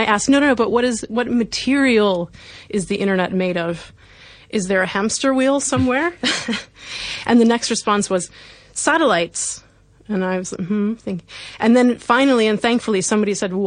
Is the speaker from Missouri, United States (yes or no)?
yes; Missouri, United States; now in London, United Kingdom; at age 12, when I was in primary school, in the state of Missouri in the US